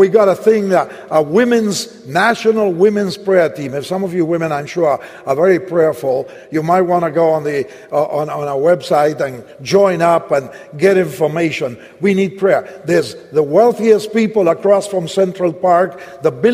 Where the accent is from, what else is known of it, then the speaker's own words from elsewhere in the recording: Argentina; I was born in Argentina. That's why I have a funny name.